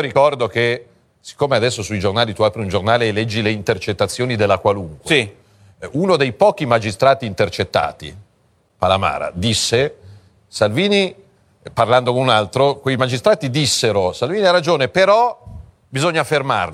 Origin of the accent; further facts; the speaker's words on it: Milan, Lombardy, Italy; da milanese